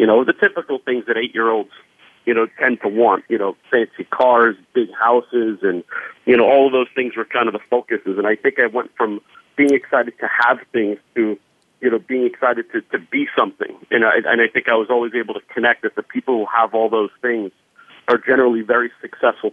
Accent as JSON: {"language": "English", "town": "Valley Stream", "region": "New York", "country": "United States", "tie": "born or raised there", "said": "grew up on Long Island, a town called Valley Stream"}